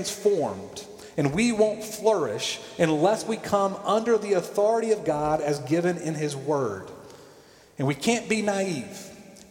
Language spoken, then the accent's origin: English; Columbus, Georgia, United States; I watched my mom read growing up in Columbus, Georgia, Reader's Digest.